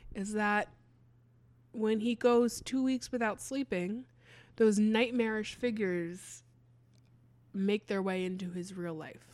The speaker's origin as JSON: {"language": "English", "town": "Hatfield", "region": "Pennsylvania", "country": "United States", "tie": "born or raised there", "said": "my hometown."}